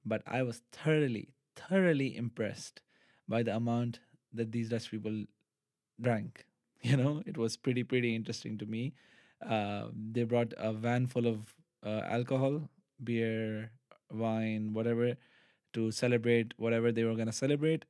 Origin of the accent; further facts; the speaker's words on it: Pakistan; moved away as an adult; now in Netherlands; I am from Pakistan